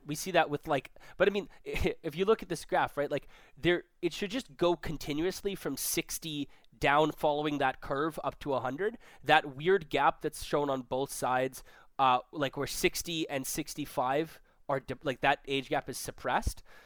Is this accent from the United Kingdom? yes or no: no; Vancouver, British Columbia, Canada; now in Toronto, Canada; we're both from Vancouver. We both live in Toronto now.